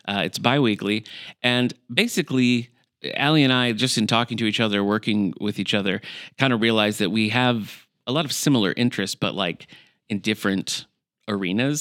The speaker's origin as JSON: {"language": "English", "town": "Battle Creek", "region": "Michigan", "country": "United States", "tie": "born or raised there", "moved": "yes", "said": "I'm originally from Michigan, from Battle Creek, Michigan"}